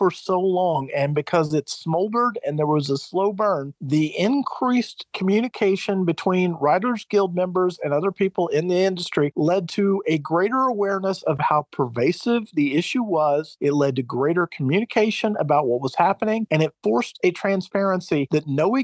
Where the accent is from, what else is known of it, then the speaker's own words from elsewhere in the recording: the South, United States; as a Southerner, I don't say asterisk well